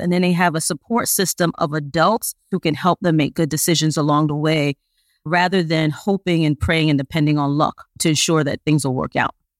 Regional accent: New York City, New York, United States; I'm originally from Brooklyn, New York

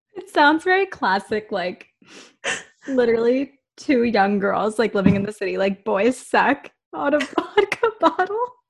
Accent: Whitby, Ontario, Canada; now in Toronto, Canada; when I was growing up in Whitby

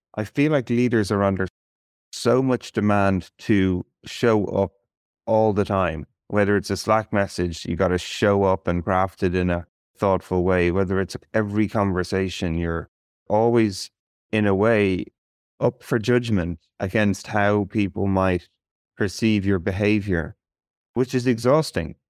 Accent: Ireland; as an Irish person

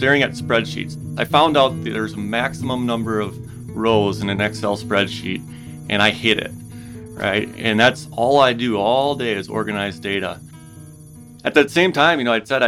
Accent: Wisconsin, United States; I grew up in Wisconsin

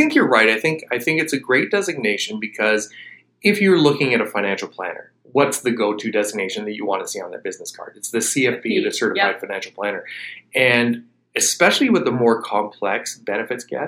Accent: Canada; as a Canadian

